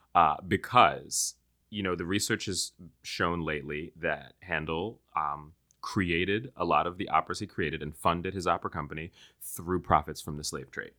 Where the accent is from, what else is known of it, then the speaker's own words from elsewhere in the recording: Washington, District of Columbia, United States; I grew up in Washington, D C